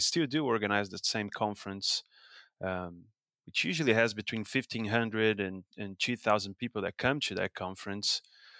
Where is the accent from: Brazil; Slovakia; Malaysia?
Brazil; São Paulo; English is a second language; So I was born and raised and backgrounded in Brazil. So my family, we're from the southeast region of Brazil, in the state of São Paulo.